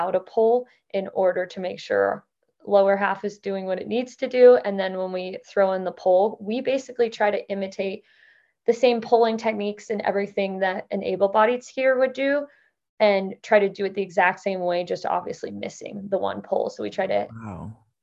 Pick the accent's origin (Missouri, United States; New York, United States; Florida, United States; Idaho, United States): Idaho, United States; moved away as an adult; also born or lived in Midwest / Utah; now in Montana, United States; I live in Montana now after growing up in Idaho